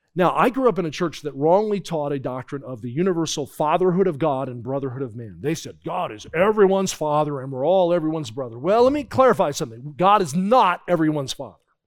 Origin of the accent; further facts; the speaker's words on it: New Jersey, United States; I grew up in New Jersey